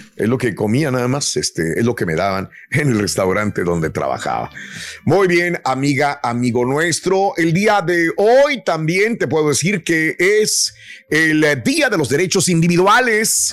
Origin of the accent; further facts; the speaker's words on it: Matamoros, Tamaulipas, Mexico; yo soy de Matamoros, Tamaulipas